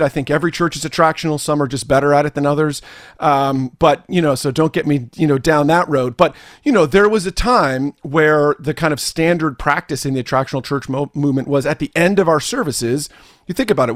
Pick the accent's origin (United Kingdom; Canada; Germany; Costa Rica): Canada; also born or lived in New Jersey, United States; I am Canadian